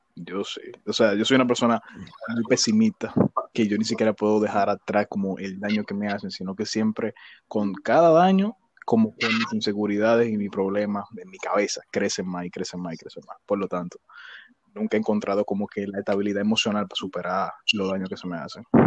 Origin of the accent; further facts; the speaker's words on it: Villa Faro, Distrito Nacional, Dominican Republic; me crié en Villafaro